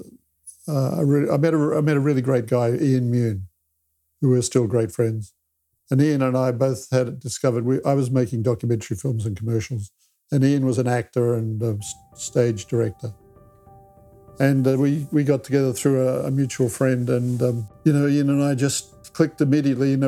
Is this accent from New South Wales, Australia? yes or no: no; Ballarat, Victoria, Australia; moved away; also born or lived in New Zealand; I grew up in Ballarat in a small country town in Australia.